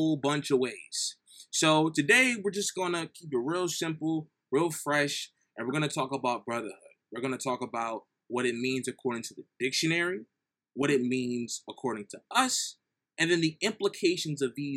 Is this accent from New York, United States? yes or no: no; New Jersey, United States; I'm from New Jersey